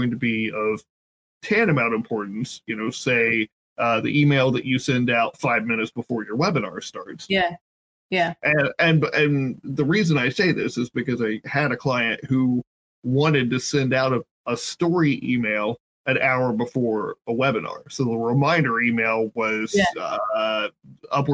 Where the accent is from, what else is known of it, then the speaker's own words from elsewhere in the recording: Southern Ohio, United States; I grew up in Southern Ohio.